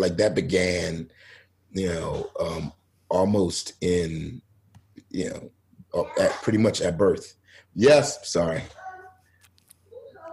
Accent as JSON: {"language": "English", "town": "Philadelphia", "region": "Pennsylvania", "country": "United States", "tie": "born or raised there", "said": "I grew up in Philadelphia"}